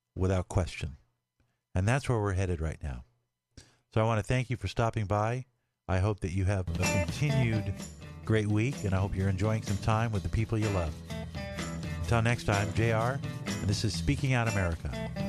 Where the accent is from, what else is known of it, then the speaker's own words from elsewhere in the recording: Los Angeles, California, United States; moved away as an adult; I grew up in LA, I grew up in California.